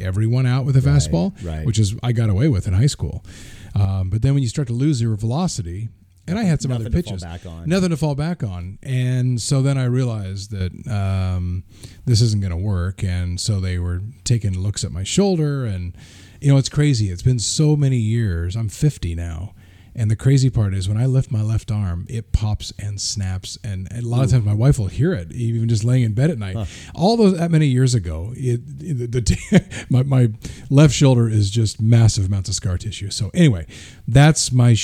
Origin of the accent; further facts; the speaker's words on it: Albany, Oregon, United States; also born or lived in Emmett, Idaho / New Plymouth, Idaho / Caldwell, Idaho; now in Portland, United States; settled in Albany